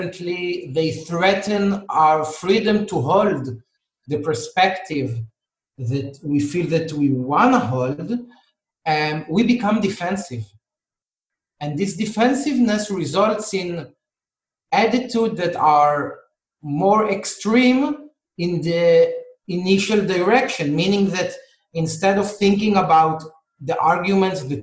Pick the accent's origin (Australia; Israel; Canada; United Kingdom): Israel; I'm from Israel, and in Israel, people argue a lot